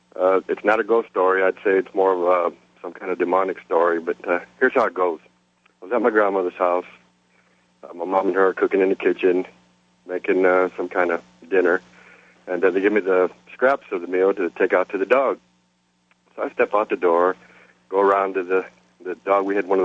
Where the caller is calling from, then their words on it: San Antonio, Texas, United States; This is …, and I'm calling from San Antonio, Texas, listening on the big blowtorch, WOAI.